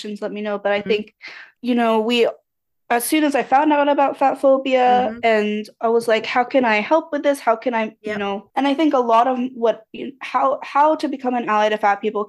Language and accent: English; United States; a person who was raised in the US.